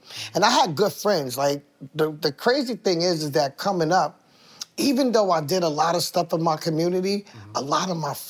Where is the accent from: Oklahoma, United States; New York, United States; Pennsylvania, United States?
New York, United States; Queens; born there; Born in Queens General.